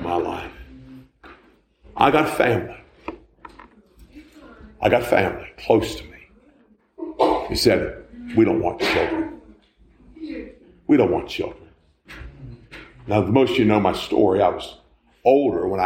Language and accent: English; United States; I'm an American